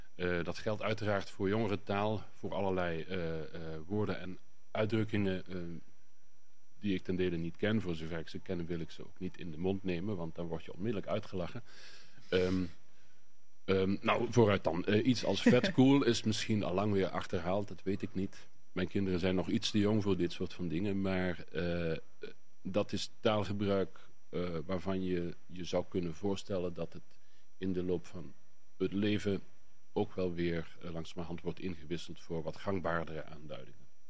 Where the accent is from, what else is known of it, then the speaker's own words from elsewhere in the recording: Ubach over Worms, Limburg, Netherlands; accent: Limburgish (Ubach over Worms dialect); Ik spreek een Limburgs dialect. En wel het dialect van eh, de plaats Ubach overworms